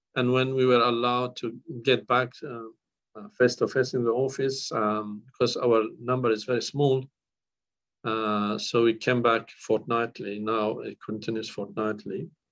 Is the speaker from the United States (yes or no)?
no; northern Iraq, Iraq; born or raised there; first language Kurdish; English is a second language; moved away as an adult; now in Australia